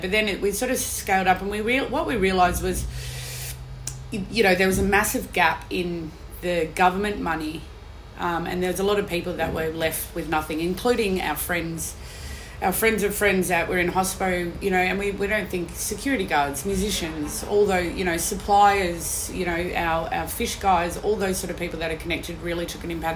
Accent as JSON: {"language": "English", "town": "Perth", "region": "Western Australia", "country": "Australia", "moved": "yes", "lives_now": "Melbourne, Australia", "said": "I come from Perth"}